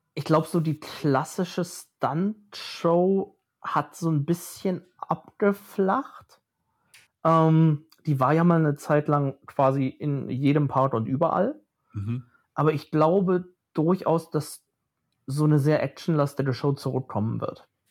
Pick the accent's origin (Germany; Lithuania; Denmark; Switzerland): Germany; near Phantasialand, North Rhine-Westphalia; ich bin ganz in der Nähe vom Phantasialand aufgewachsen.